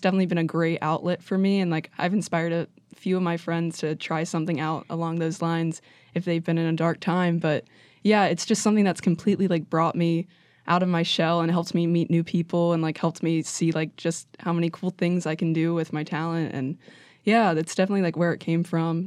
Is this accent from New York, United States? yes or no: no; Wheeling, West Virginia, United States; I am from Wheeling, West Virginia